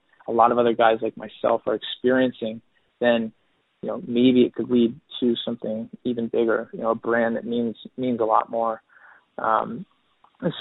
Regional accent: New Jersey, United States; I'm from New Jersey

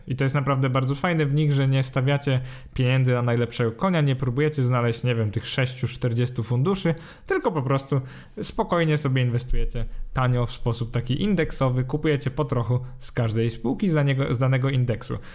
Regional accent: Poland; z perspektywy Polaka

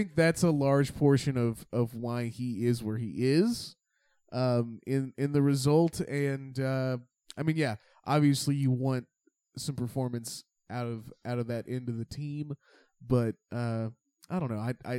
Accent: Finland; and I'm from Finland. We don't do heat.

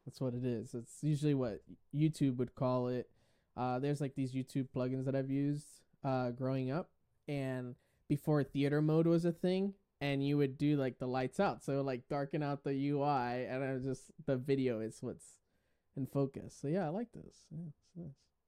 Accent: Puerto Rico; Boricua is something that us Puerto Ricans, we identify

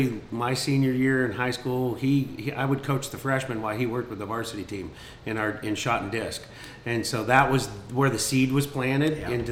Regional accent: Kent, Washington, United States; also born or lived in Des Moines, Washington / Renton, Washington; I grew up in Des Moines, Renton and Kent, went to high school, graduated Lindbergh High School

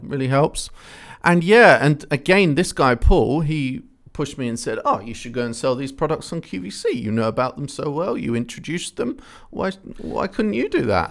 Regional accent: Ipswich, East of England, United Kingdom; born or raised there

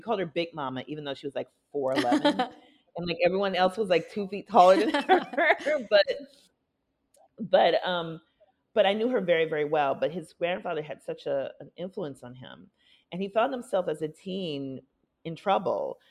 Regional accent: Minneapolis, Minnesota, United States; moved away; also born or lived in Milwaukee, Wisconsin; I was born in Milwaukee, grew up mostly in Minneapolis

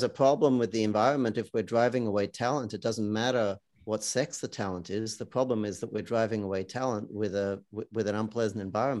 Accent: Australia; I come from Australia.

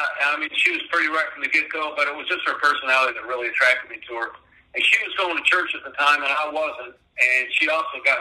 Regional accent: Western New York, United States; moved away as an adult; now in Alabama, United States; I grew up in a small town in Western New York, and I moved down here when I was 24.

